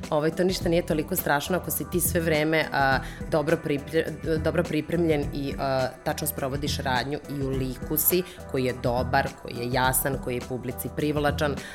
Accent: Serbia; Toga kod nas u Srbiji toliko nema.

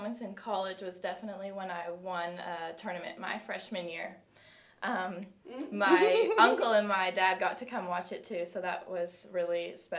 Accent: Canada; moved away as an adult; now in United States; I'm from Canada, mm-hmm.

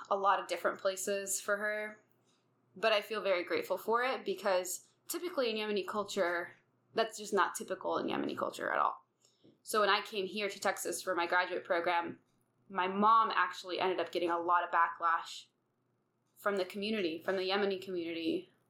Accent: Riyadh, Riyadh Province, Saudi Arabia; born there; Okay, so I was born in Saudi Arabia

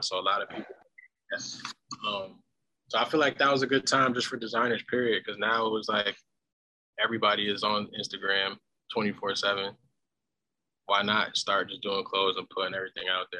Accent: New Jersey, United States; also born or lived in St. John's, Newfoundland; Growing up in Jersey

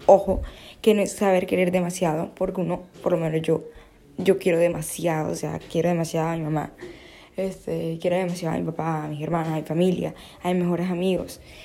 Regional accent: Barranquilla, Atlántico, Colombia; soy de Barranquilla

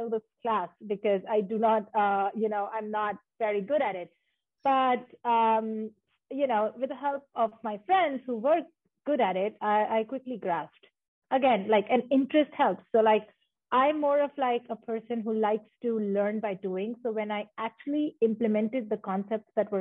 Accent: Jabalpur, Madhya Pradesh, India; moved away as an adult; also born or lived in San Francisco Bay Area, United States; now in Seattle, United States; I'm originally from India, born and raised in the central part of India. I come from a very small town called as Jabalpur.

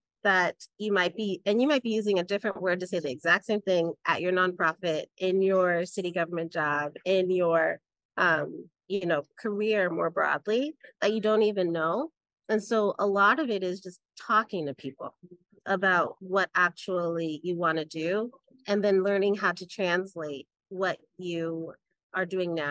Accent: San Diego, California, United States; Growing up in San Diego, where we were 2% of the population

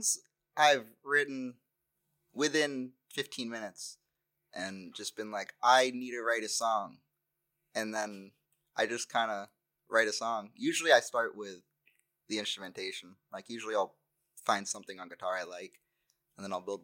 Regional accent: Newton, Massachusetts, United States; moved away as an adult; now in Orono, United States; I grew up in Newton, Massachusetts

